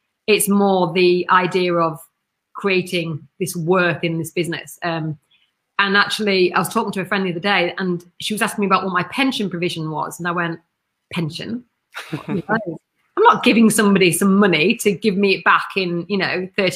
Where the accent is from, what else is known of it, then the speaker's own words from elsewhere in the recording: Kendal, North West England, United Kingdom; Kendal in Cumbria